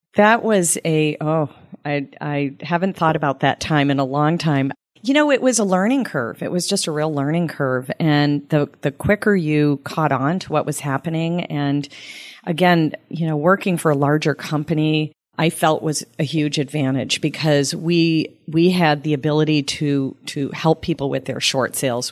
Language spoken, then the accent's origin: English; Sterling, Massachusetts, United States; also born or lived in Phoenix; now in Tampa, United States; I grew up in Massachusetts, and, um, actually a small town, Sterling, Mass, outside of Boston